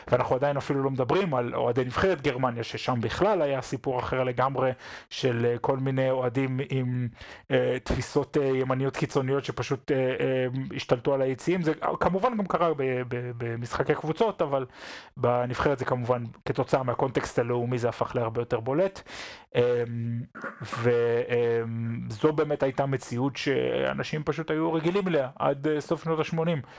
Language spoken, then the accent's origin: Hebrew; Israel; now in Germany; כיהודים, כישראלים שחיים פה.